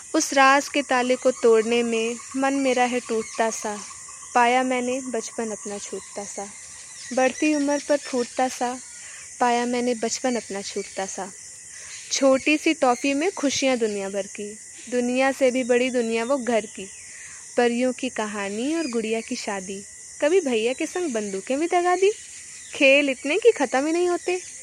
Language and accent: Hindi; Amethi, Uttar Pradesh, India; मैं उत्तर प्रदेश के अमेठी ज़िले की रहने वाली हूँ